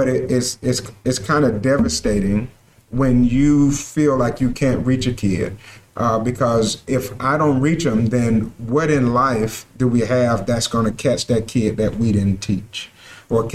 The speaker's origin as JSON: {"language": "English", "town": "Sparta", "region": "Georgia", "country": "United States", "tie": "born or raised there", "said": "I'm glad to be back in my hometown."}